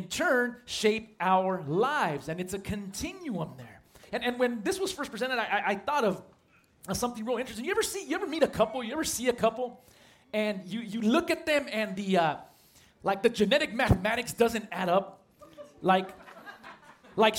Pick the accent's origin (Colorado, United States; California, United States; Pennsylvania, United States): California, United States; San Marcos; I grew up at a church not too far away from here in San Marcos